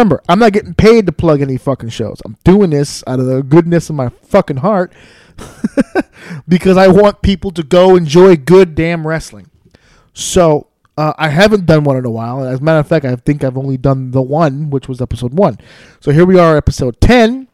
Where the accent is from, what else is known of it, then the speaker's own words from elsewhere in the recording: New York City, New York, United States; my hometown of New York City, where I live and where I raised my son and where I have all of my life right here in New York City